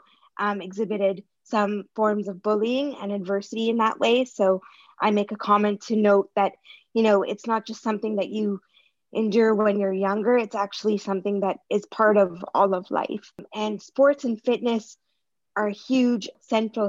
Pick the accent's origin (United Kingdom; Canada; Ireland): Canada; Toronto, Ontario; I'm from Toronto, Canada